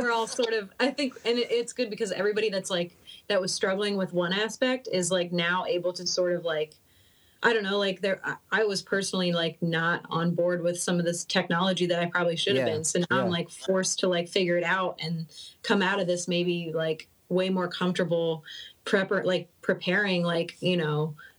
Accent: Cincinnati, Ohio, United States; now in Michigan, United States; So yeah, I've kind of like went all over in Ohio, and then originally I'm from Cincinnati, so it's like now I'm in Michigan.

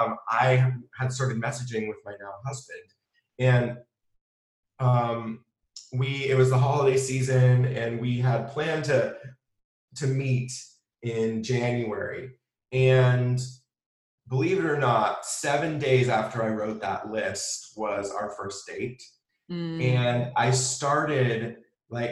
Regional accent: San Diego, California, United States; moved away as an adult; also born or lived in New York City; I moved from New York City to back home to San Diego and moved back with my parents.

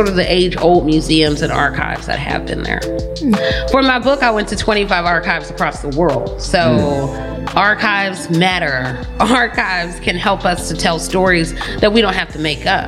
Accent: Atlanta, Georgia, United States; also born or lived in Pittsburgh; I was born in Pittsburgh, but I was raised in Atlanta

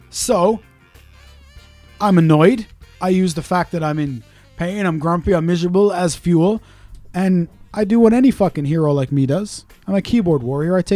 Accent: Pontypool, Wales, United Kingdom; born there; Oh, yeah, I was born in Pontypool.

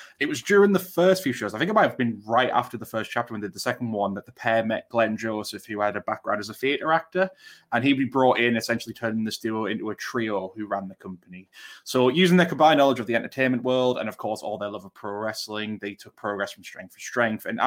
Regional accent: Durham, North East England, United Kingdom; moved away; I grew up in Durham

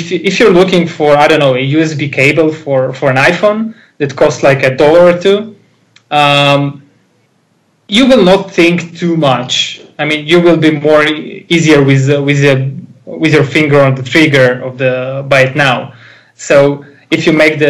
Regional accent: Israel; English is a second language; I'm Israeli

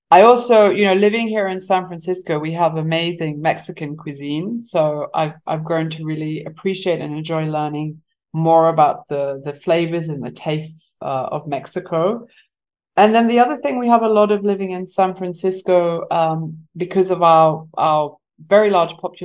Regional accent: Eswatini; also born or lived in England; now in United States; I grew up in Southern Africa. I grew up in Eswatini.

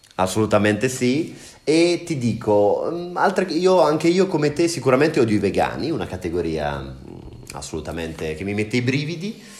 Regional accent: Senigallia, Marche, Italy; now in Prague, Czech Republic; Io sono di Senigallia, una città della regione Marche

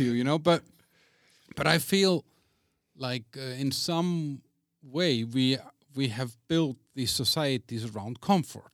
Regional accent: Iceland; I'm from Iceland, so I'm used to rain, I'm used to snow

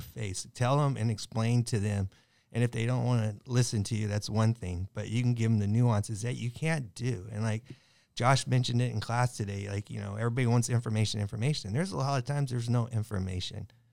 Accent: Long Beach, California, United States; I'm Long Beach, I grew up in Long Beach

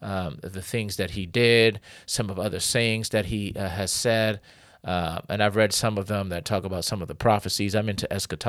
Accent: Connecticut, United States; And but yeah, I grew up in Connecticut, and my father, he taught us how to read. We went to the mosque, and we call it the masjid too.

